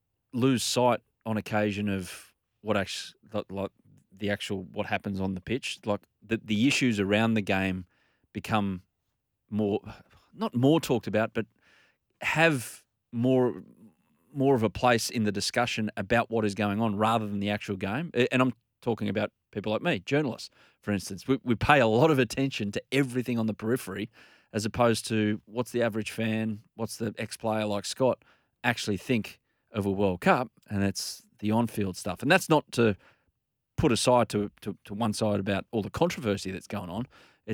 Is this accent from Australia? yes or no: yes; Australia; As an Australian, you can kind of relate that this person, Grant Wall, has done all he can to heighten the interest of football in a non-football dominated market.